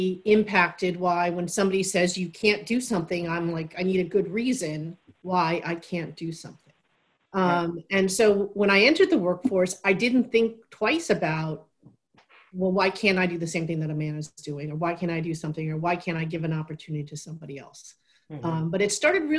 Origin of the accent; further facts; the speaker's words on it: New York City, New York, United States; also born or lived in east end of Long Island; I grew up originally in Queens in a very multicultural neighborhood